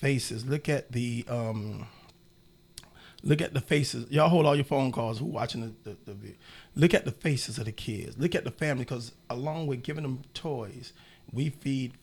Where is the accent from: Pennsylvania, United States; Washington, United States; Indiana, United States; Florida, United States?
Florida, United States; Miami; I come from Overtown, right at the Brown Sub, 46th Street, 23rd Avenue. I'm in Liberty City all my life